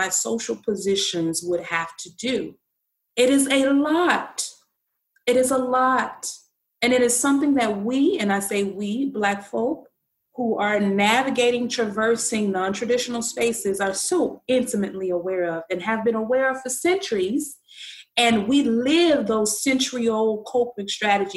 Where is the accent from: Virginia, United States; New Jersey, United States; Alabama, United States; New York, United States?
Alabama, United States; Birmingham; growing up in the South, grew up in Birmingham, Alabama